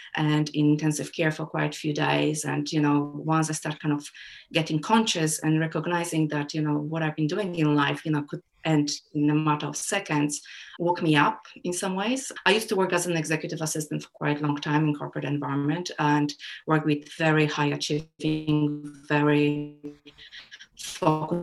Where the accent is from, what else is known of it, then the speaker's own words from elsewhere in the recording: Poland; moved away; also born or lived in United Kingdom / Germany / Australia; And I was born and brought up in Poland as a child, even if I grew up in UK and Germany and even Australia as well.